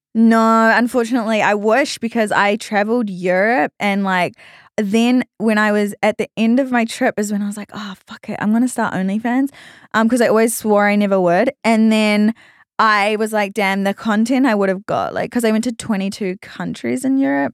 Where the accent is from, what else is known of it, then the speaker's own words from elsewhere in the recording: New Zealand; accent: Australian; moved away as an adult; now in Australia; I actually was born in New Zealand and I grew up in New Zealand.